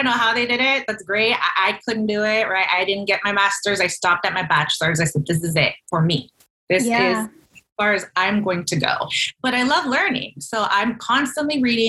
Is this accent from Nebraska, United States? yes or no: yes; rural Nebraska, United States; also born or lived in McAllen, Texas; at the age of 9, my parents, who were Mexican missionaries, moved to rural Nebraska in the middle of the country. And I lived in a small rural community for about 10 years